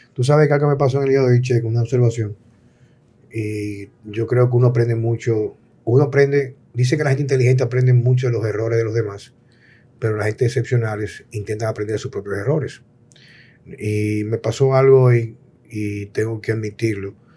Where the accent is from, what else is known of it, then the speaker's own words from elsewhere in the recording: Dominican Republic; also born or lived in Jarabacoa; a mí como dominicano